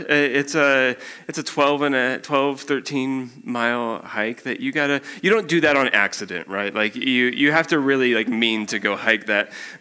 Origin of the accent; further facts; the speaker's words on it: Spokane, Washington, United States; moved away as an adult; also born or lived in Chicago suburbs, Illinois / Eugene, Oregon; I grew up in Spokane, Washington